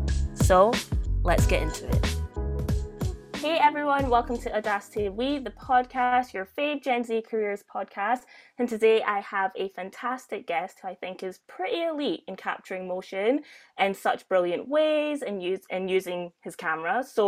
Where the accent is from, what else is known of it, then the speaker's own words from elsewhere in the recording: Glasgow, Scotland, United Kingdom; I'm from Glasgow.